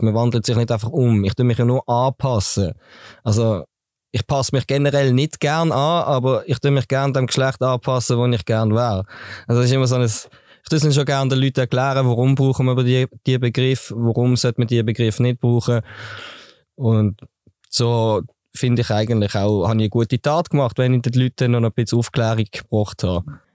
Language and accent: German; Basel, Basel-Stadt, Switzerland; now in Dietikon, Switzerland; Ich bin gebürtiger Basel-Städter, wohne zurzeit in Dietikon